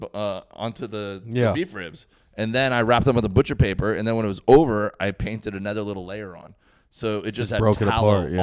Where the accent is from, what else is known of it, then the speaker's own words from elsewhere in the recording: Miami, Florida, United States; moved away as an adult; also born or lived in Auburn University, Alabama; I grew up in Miami